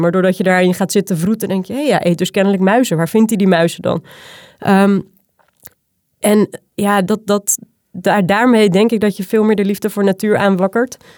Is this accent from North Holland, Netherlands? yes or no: yes; Zaanstreek, North Holland, Netherlands; moved away as an adult; now in Utrechtse Heuvelrug, Netherlands; Ik kom uit de Zaanstreek. Ik ben een, eh, een poldermeisje, ehm, opgegroeid tussen de grutto's en de kievieten